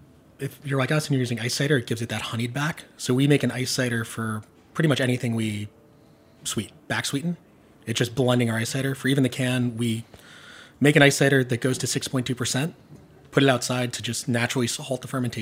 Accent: Long Island, New York, United States; I'm from Long Island

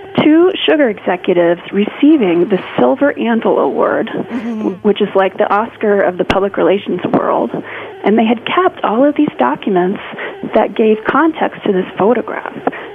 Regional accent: Colorado, United States; my home state of Colorado

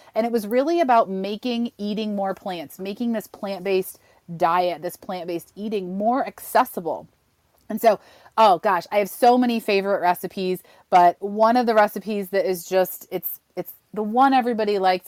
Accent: Western New York, United States; I grew up in Western New York, home of the buffalo wing.

